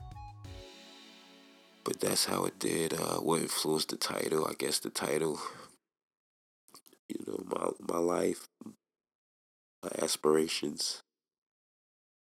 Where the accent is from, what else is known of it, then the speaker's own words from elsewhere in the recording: New York City, New York, United States; I'm from Staten Island